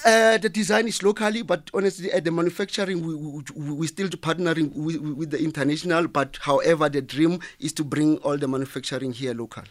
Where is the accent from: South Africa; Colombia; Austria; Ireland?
South Africa; I'm from Kasi, Jmawupani, a little town called uh, Jmawupani.